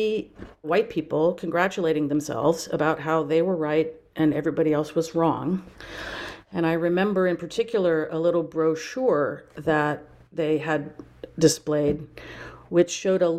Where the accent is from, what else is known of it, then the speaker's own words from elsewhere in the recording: Napa Valley, California, United States; moved away as an adult; also born or lived in Durham, North Carolina / Baltimore, Maryland; I grew up in the Napa Valley, which is where I am now